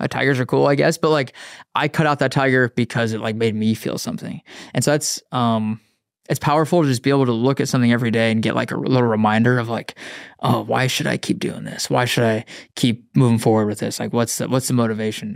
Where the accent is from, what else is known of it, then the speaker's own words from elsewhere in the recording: Wyoming, United States; now in Austin, United States; I grew up in Wyoming, um, grew up in the mountains.